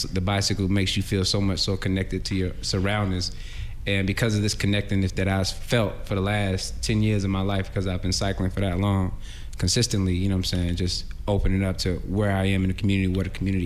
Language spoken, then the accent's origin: English; Atlanta, Georgia, United States; I'm born and raised in Atlanta.